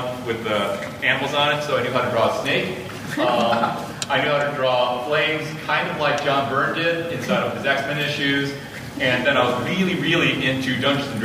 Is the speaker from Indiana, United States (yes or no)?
yes; South Bend, Indiana, United States; also born or lived in Chicago, Illinois; I was born in Ravenswood Hospital inside of Chicago, which is no longer around, but I grew up in South Bend, Indiana.